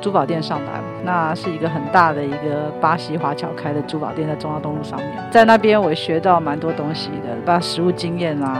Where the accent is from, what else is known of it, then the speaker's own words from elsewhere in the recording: Italy; Chinese is a second language; 我们意大利人说，这个艺术的底子是在上轨里面，就在血里面的，改不掉。